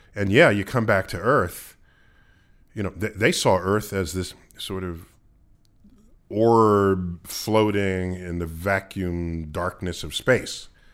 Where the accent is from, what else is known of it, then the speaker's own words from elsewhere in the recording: New York City, New York, United States; I growing up in the Bronx